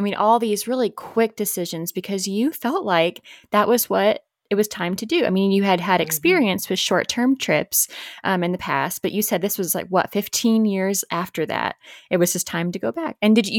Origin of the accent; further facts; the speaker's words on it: Midwest, United States; where I grew up in the Midwest